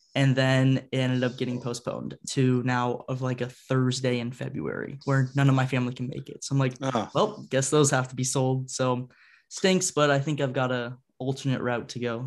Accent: Ohio, United States; moved away; I'm from Ohio originally, so I'm a huge Blue Jackets fan. Grew up when they started

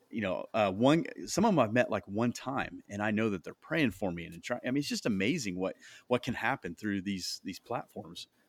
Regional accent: Iowa, United States; moved away as an adult; now in Indianapolis, United States

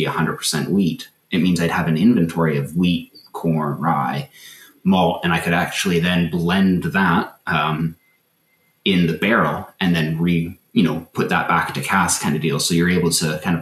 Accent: Canada; as a Canadian, kind of growing up with, the Canadian folklore

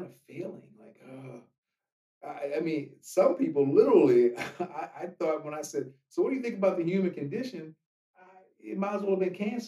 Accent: Washington, District of Columbia, United States; moved away as an adult; now in Los Angeles, United States; I'm not from here. And for those that are listening, we're in Los Angeles now, but I came from Washington, D.C. And I moved out here when I was 24 years old

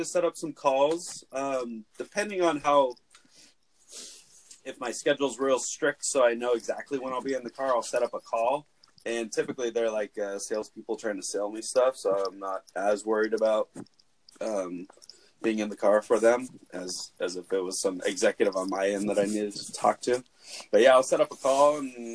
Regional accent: Santa Clara County, California, United States; now in Monterey County, United States; I belong to the library where I grew up in Santa Clara County and then down here in Monterey County

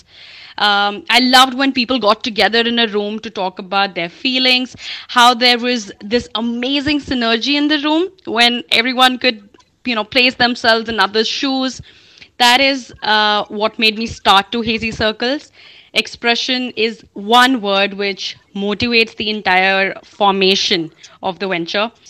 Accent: Chandigarh, India; moved away; also born or lived in Pune; born and brought up in Chandigarh.

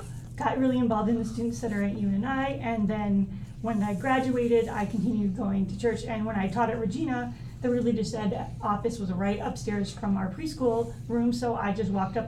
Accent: Iowa City, Iowa, United States; I am from Iowa City. Grew up and went to City High. And my parents still live in Iowa City.

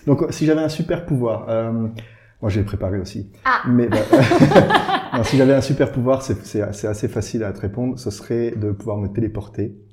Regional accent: Briey area, eastern France, Grand Est, France; now in Luxembourg; je suis originaire du, de, côté de Brié

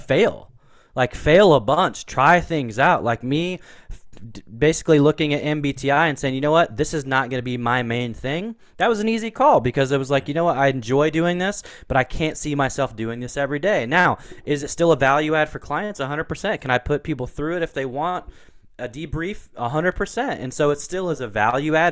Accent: Portland, Oregon, United States; I grew up in Portland, Oregon

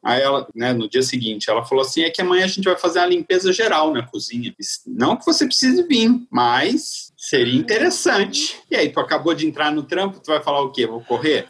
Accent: Santos, São Paulo, Brazil; moved away; eu sou de, de Santos, né, a cidade de praia

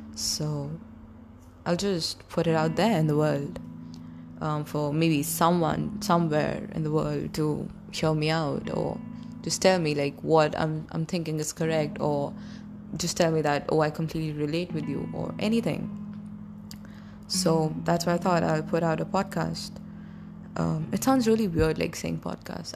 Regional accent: Delhi, India; I'm from Delhi. India

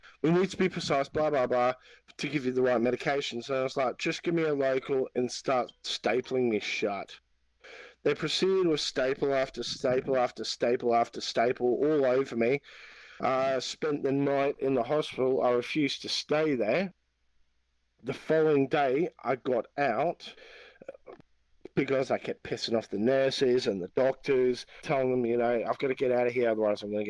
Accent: Australia; I'm Australian. I'm Aussie. Aussie.

